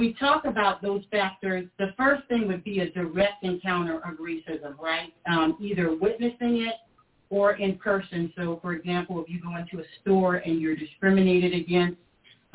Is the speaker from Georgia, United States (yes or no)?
no; South Carolina, United States; I was from South Carolina